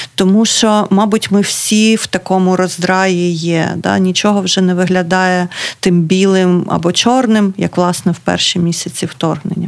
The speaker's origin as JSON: {"language": "Ukrainian", "town": "Kryvyi Rih", "region": "Dnipropetrovsk Oblast", "country": "Ukraine", "moved": "yes", "lives_now": "Kharkiv, Ukraine", "said": "я з Кривого Рогу"}